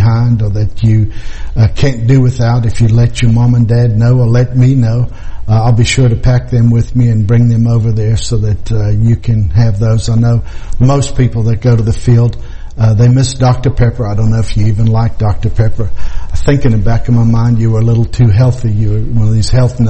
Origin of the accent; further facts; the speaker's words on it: Krugersdorp, Gauteng, South Africa; moved away; my hometown, the place where I was born, Krugersdorp, South Africa